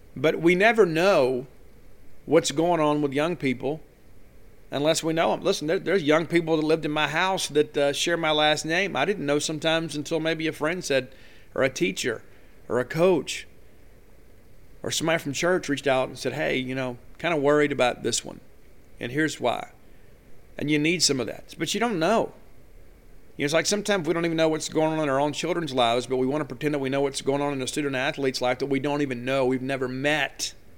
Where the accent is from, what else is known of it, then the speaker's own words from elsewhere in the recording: South Mississippi, United States; I'm born and raised in South Mississippi